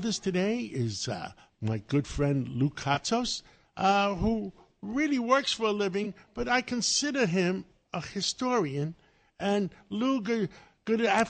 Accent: Greece; now in United States; I was born in Greece

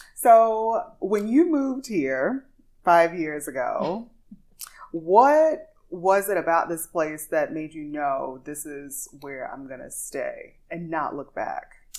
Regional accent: Louisiana, United States; now in Dubai, United Arab Emirates; grew up in the church, so I'm singing gospel, classical, a little jazz because I'm from Louisiana

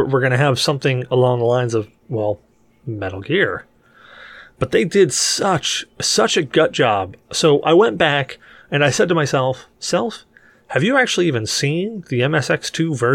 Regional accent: United States; I'm an American

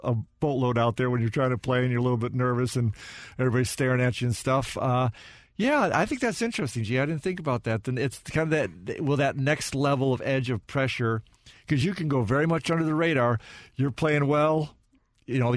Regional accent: Illinois, United States; I'm from Illinois

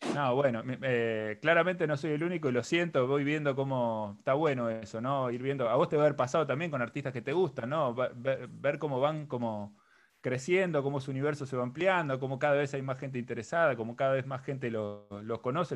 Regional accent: La Plata, Buenos Aires Province, Argentina; yo no solamente soy de La Plata

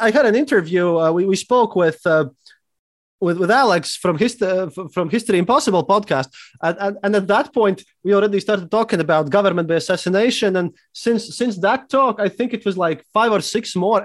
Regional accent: Riga, Latvia; I'm from Riga, Latvia, and, and I'm a historian

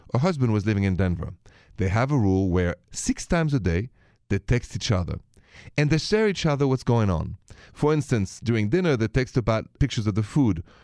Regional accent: Paris, Île-de-France, France; moved away; I'm from Paris, if you haven't noticed the accent

